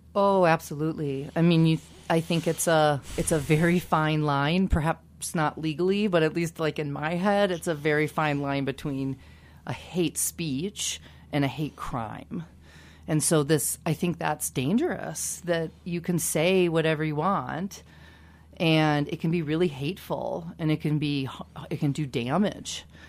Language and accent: English; Kansas, United States; I grew up in Kansas